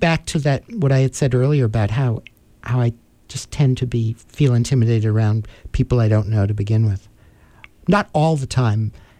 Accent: New York City, New York, United States; I grew up in New York City

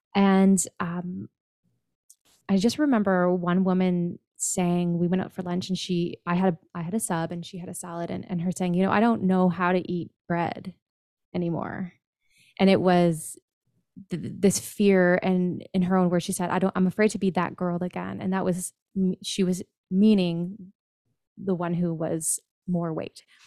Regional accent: Kitchener, Ontario, Canada; I'm from Kitchener, Ontario, Canada, north of you

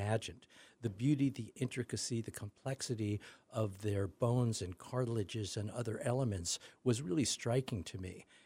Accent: New York, United States; moved away; I grew up in New York, used to love going to the Natural History Museum

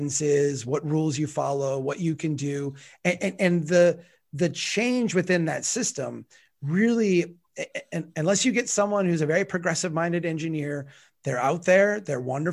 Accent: Brainerd, Minnesota, United States; in my hometown of Brainerd right now

